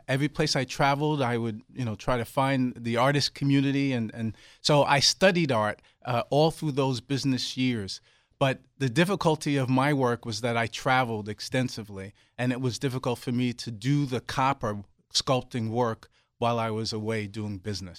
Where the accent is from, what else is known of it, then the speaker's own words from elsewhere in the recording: New York City, New York, United States; moved away; I grew up in Brooklyn, New York